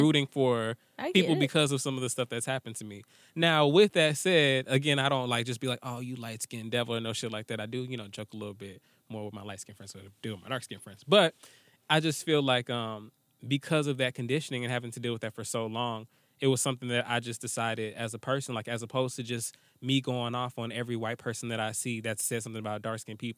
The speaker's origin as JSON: {"language": "English", "region": "the South", "country": "United States", "tie": "born or raised there", "said": "growing up in the South dealing with colorism"}